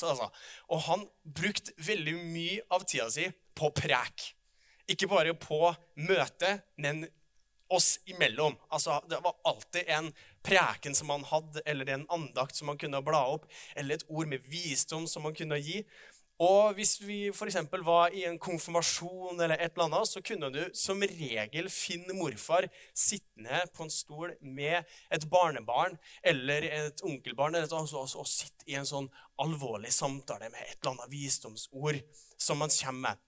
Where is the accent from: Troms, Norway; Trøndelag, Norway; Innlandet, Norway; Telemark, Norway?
Trøndelag, Norway; Oppdal; jeg kommer fra Oppdal